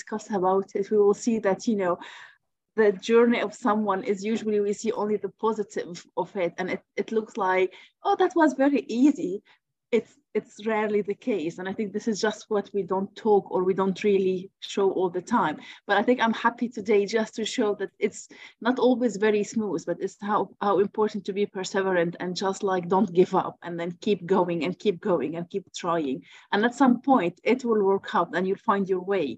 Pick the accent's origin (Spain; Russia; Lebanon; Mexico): Lebanon; moved away as an adult; also born or lived in Paris, France; now in Birmingham, United Kingdom; I'm originally from Lebanon. I studied in Paris and I did my PhD in Paris